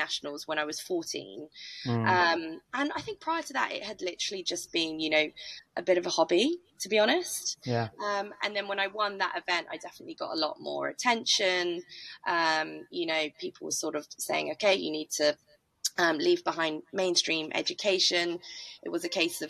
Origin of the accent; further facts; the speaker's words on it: Norfolk, East of England, United Kingdom; I'm from Norfolk